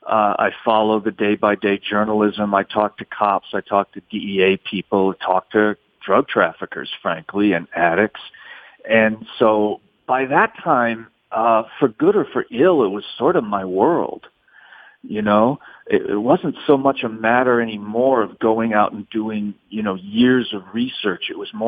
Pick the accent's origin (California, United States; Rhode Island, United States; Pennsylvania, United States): Rhode Island, United States; Providence; also born or lived in New York City, United States / New Orleans, United States; You know, I grew up in Providence, Rhode Island, New York City, and New Orleans. And so I knew a lot of cops.